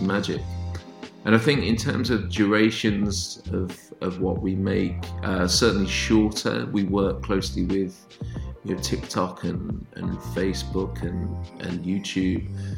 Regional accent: Northampton, East Midlands, United Kingdom; moved away; also born or lived in Manchester; my hometown is Northampton, which is in kind of halfway between Birmingham and London.

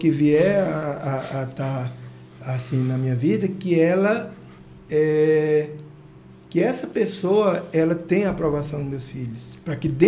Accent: Goiás, Brazil; also born or lived in Tocantins; now in Nova Olinda, Brazil; eu fui criado lá no Goiás.

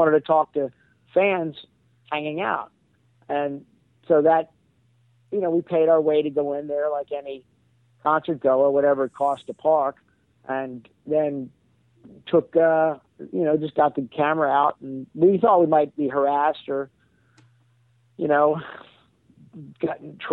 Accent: Bowie, Maryland, United States; I'm from Prince George's County, and I grew up in Bowie, and I went to University of Maryland

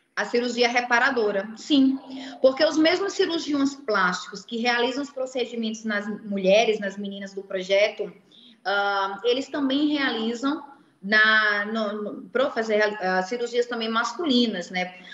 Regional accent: Recife, Pernambuco, Brazil; moved away; o Recife, né, que é a minha terra

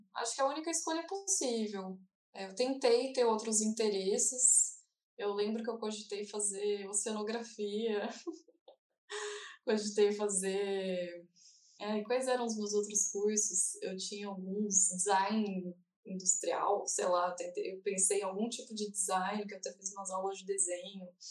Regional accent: Brazil; eu sou brasileira

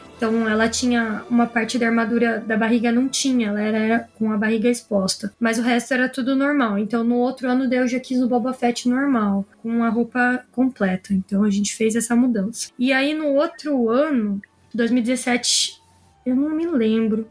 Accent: interior of Paraná, Brazil; eu moro bem longe de São Paulo, sou do interior do Paraná

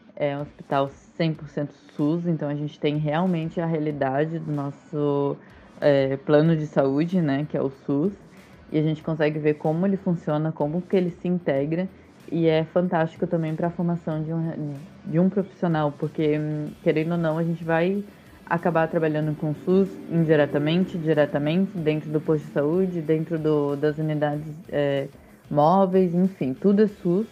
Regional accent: Florianópolis, Santa Catarina, Brazil; moved away; na minha cidade natal, eu ia estar mais perto dos meus pais, da minha família, ia voltar realmente para minha cidade

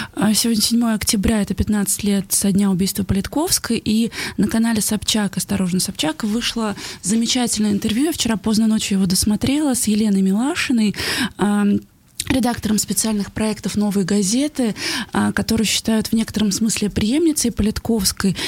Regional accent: Bashkortostan, Russia

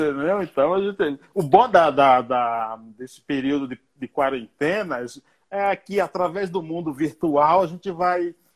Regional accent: Bahia, Brazil; now in São Paulo, Brazil; Eu sou baiano

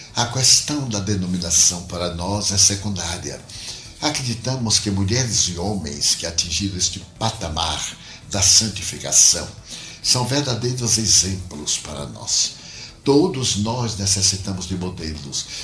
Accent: Feira de Santana, Bahia, Brazil; moved away as an adult; Nunca aspirei sair da minha cidade natal. Feira de Santana. Saí de Feira de Santana para tentar a vida como todo jovem sonhador

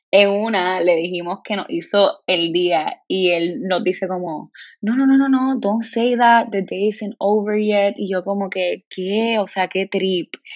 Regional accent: Puerto Rico; Lo sé, soy una mala puertorriqueña, lo soy, pero no sé por qué en la escuela nunca me llevaron

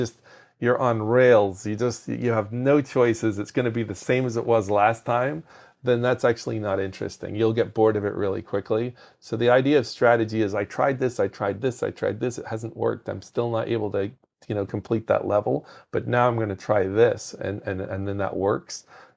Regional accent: Belfast, Northern Ireland, United Kingdom; now in United States; was in school in Northern Ireland. So I'm actually from Belfast in Northern Ireland.

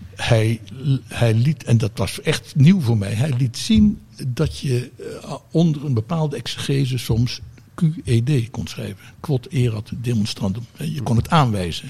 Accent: Hilversum, North Holland, Netherlands; omdat ik als kind woonde in Hilversum

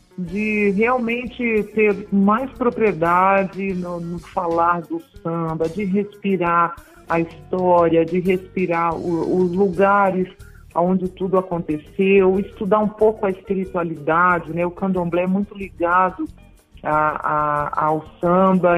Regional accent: Santa Catarina, Brazil; moved away as an adult; also born or lived in Curitiba; now in Salvador, Brazil; E morei, fui desde a minha infância, morei muito em, eh, durante muito tempo em Santa Catarina

